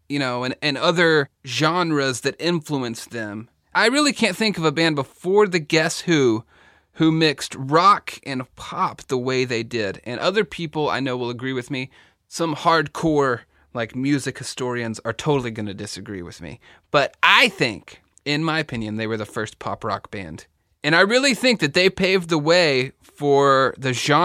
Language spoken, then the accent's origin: English; Texas, United States; I'm from the South, I'm from Texas, I say Bachman